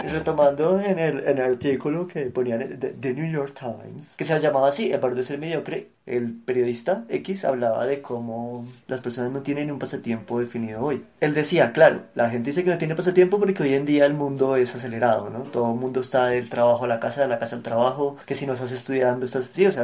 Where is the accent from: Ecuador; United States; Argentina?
Argentina; accent: Argentine; Ay, eso sí me dijeron, que mi acento argentino es como sexy.